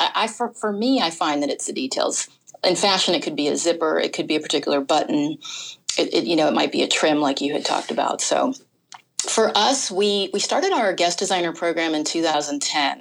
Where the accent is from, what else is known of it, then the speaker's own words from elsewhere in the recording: California, United States; moved away; I'm from California